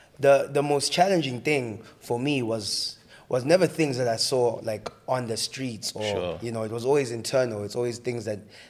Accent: Kempton Park, Gauteng, South Africa; also born or lived in Tembisa; I didn't necessarily grow up in Tembisa, right? So what happened was I was born there, spent the first few years of my life, the first, like, 5 years, right? And then I moved to Kempton Park, which was the flats

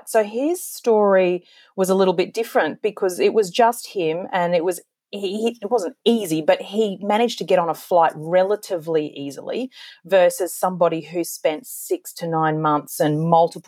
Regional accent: Australia

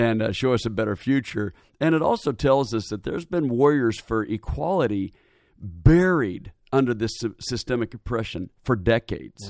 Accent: Portland, Oregon, United States; also born or lived in Indiana; now in Atlanta, United States; Born and raised in Portland, Oregon

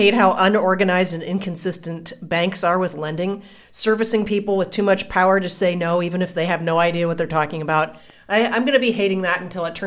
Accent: Ohio, United States; we're from Ohio.

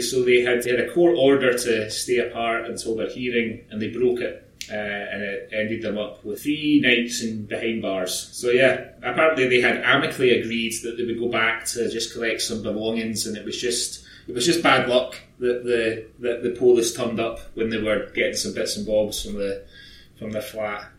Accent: Scotland, United Kingdom; moved away as an adult; also born or lived in Aberdeenshire; I'm Scottish

